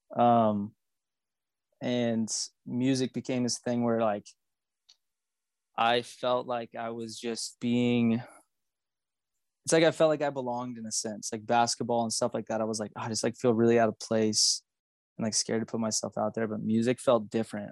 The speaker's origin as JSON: {"language": "English", "town": "Magnolia", "region": "Texas", "country": "United States", "tie": "born or raised there", "said": "I grew up in Magnolia, Texas, which is like a tiny little town outside of Houston."}